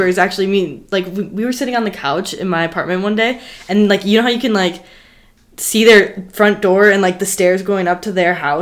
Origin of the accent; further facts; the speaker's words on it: Union Grove, Wisconsin, United States; now in Madison, United States; relative to my hometown in southeast Wisconsin